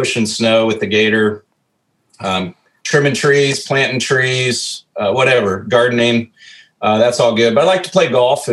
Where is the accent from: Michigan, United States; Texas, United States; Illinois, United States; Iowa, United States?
Iowa, United States; Norwalk; also born or lived in Des Moines, Iowa / Spencer, Iowa; lived in Norwalk for 11 years. And then we moved to Spencer, and Spencer was just an awesome place to grow up and still consider that home